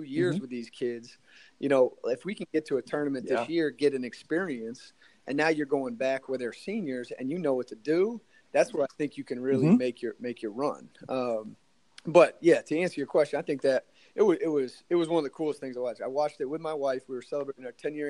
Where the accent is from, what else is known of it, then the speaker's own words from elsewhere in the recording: New England, United States; I'm from New England